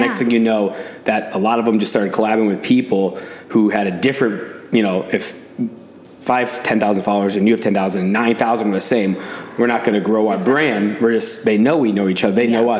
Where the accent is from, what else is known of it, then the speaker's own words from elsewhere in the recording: Boston, Massachusetts, United States; I mean, I'm from Boston